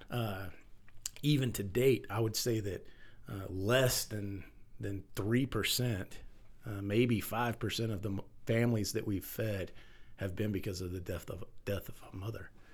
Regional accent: Texas, United States; as a firefighter, as a father, as a man, as a Texan

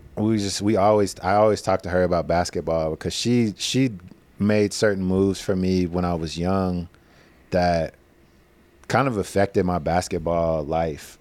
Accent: Madisonville, Kentucky, United States; moved away; growing up in Madisonville

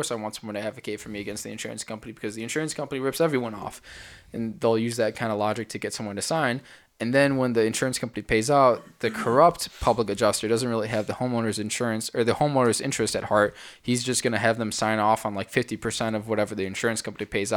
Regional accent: Illinois, United States; In Illinois, it's different because I'm from Illinois.

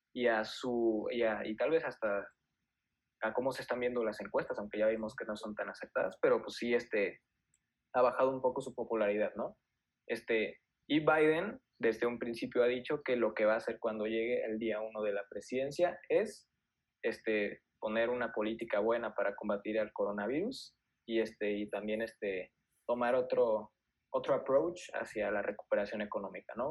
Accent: Mexico; nosotros somos mexicanos

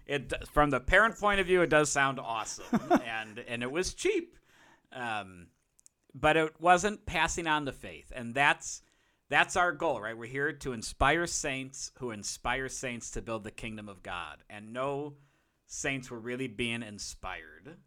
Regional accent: Chicago, Illinois, United States; a Chicagoan

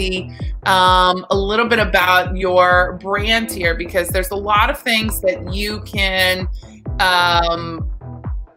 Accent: Texas, United States; I'm from Texas.

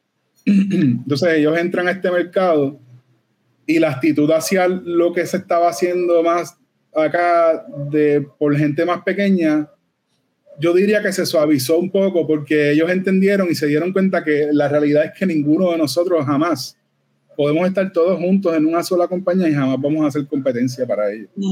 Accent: Puerto Rico; Todos los que somos de Puerto Rico

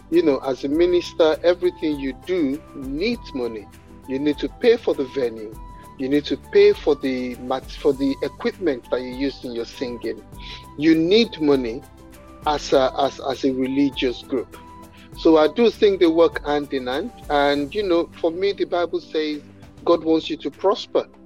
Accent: Nigeria; you know, I'm Nigerian and my, my parents are Nigerians

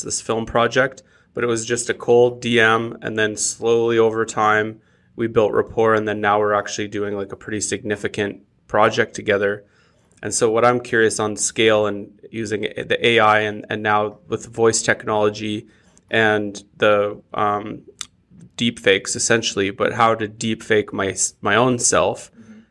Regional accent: Canada; as Canadians because like when we say we're from Canada or I am Canadian

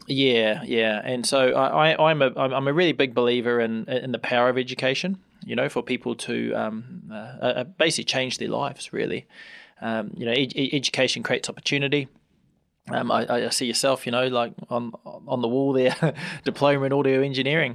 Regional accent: Hamilton, Waikato, New Zealand; also born or lived in Tauranga; I grew up here, Hamilton

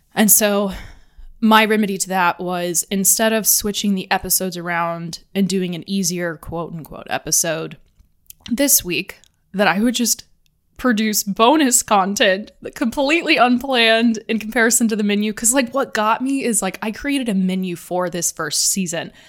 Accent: Atlanta, Georgia, United States; moved away; I grew up in Atlanta

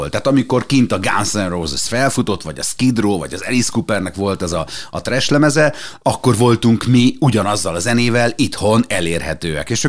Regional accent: Szekszárd, Tolna, Hungary; born there; Én szexádi születésű vagyok, és, és volt egy ilyen én nem mi hívnám tájszólásnak, de mégis.

